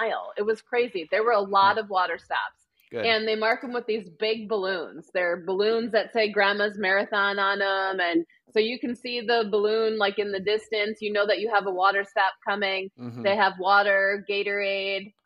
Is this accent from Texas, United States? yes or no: no; Wisconsin, United States; accent: Wisconsin; my Wisconsin accent